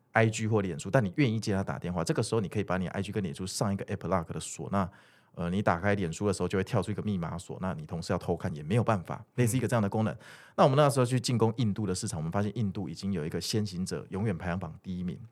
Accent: Kaohsiung, Taiwan; moved away as an adult; also born or lived in Zhonghe, New Taipei; 我是高雄人

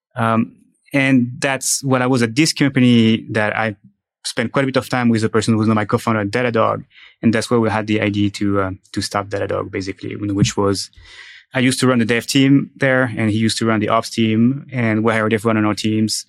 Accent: France; moved away as an adult; now in United States; I'm from France

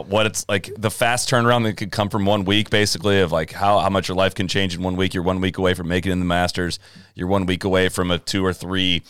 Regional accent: Midwest, United States; also born or lived in Chicago; We're from the Midwest

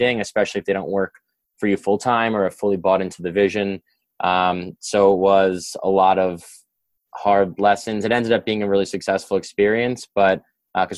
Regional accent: New York, United States; growing up in New York

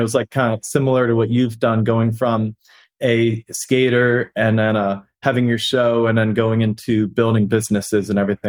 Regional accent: Pennsylvania, United States; moved away as an adult; also born or lived in Florida; I grew up in Pennsylvania, did my undergrad at UCF in Florida

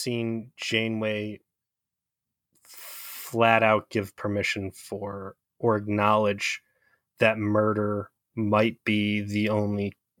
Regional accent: Cleveland, Ohio, United States; By the way, I'm from Cleveland

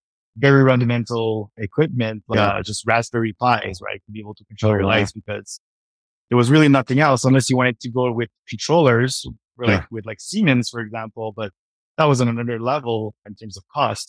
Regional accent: Montreal, Quebec, Canada; moved away as an adult; now in Vancouver, Canada; I grew up in Montreal

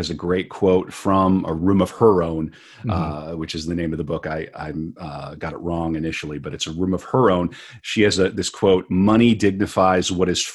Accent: United States; we are two men from the United States

